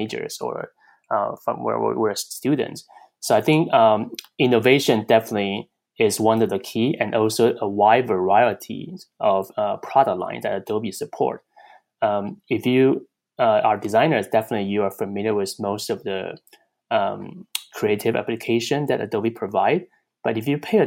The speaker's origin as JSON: {"language": "English", "country": "Taiwan", "also_born_or_lived": "Chicago, United States / Pittsburgh, United States", "moved": "as an adult", "lives_now": "California, United States", "said": "Originally, I came from Taiwan"}